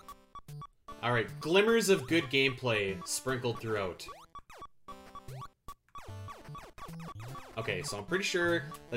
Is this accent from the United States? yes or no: no; Canada; I'm a schmuck from Canada